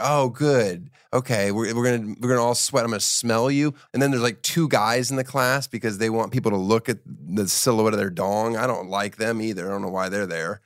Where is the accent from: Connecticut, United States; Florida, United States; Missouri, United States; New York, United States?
Florida, United States; moved away; also born or lived in Miami; I'm from Florida. I'm from Miami, so I, well, I'm not from Miami, but I lived there for a week